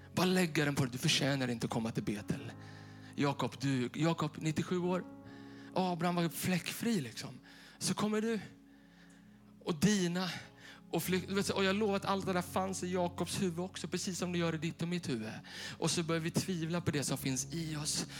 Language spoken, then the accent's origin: Swedish; Bollnäs, Gävleborg County, Sweden; moved away; vi satt hemma i Bollnäs hos mina föräldrar